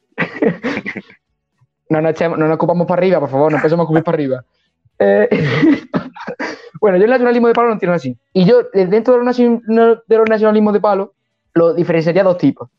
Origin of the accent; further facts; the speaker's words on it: Montilla, Andalusia, Spain; also born or lived in Seville / Hungary; yo de pequeño estuve 6 años en Sevilla y luego está la carrera 5 años, entonces son 11 años y tengo 23 y 11 que está en Montilla